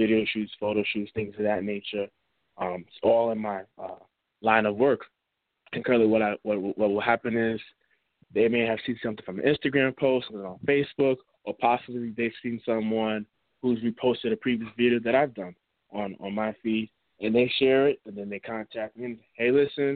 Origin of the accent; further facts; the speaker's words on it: Mount Vernon, New York, United States; now in Connecticut, United States; I'm originally from Money Earning Mount Vernon